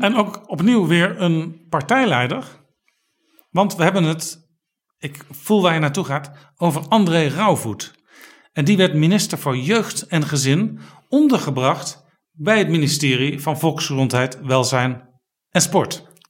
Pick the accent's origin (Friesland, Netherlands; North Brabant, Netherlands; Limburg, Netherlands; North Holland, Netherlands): North Holland, Netherlands; Amsterdam; Als inwoner van Amsterdam